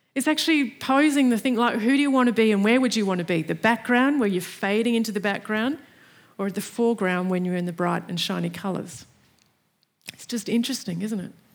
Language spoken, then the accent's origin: English; Australia